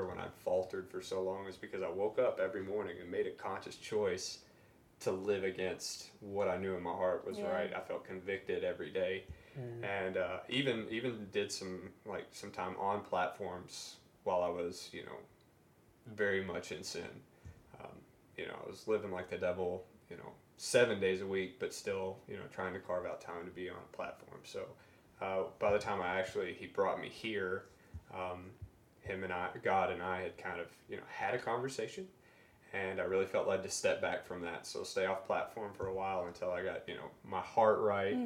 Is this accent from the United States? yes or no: yes; the Bible Belt, United States; growing up in the Bible Belt